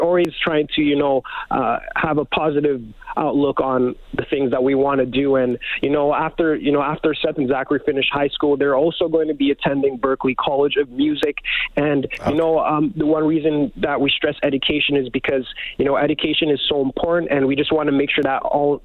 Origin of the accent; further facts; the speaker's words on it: Leduc, Alberta, Canada; we grew up in Leduc, Alberta. Leduc, Alberta is our hometown